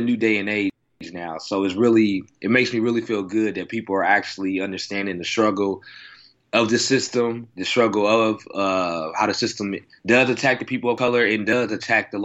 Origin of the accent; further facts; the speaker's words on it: Oklahoma City, Oklahoma, United States; moved away as an adult; now in Los Angeles, United States; I'm from Oklahoma, so, you know, it's a conservative state here.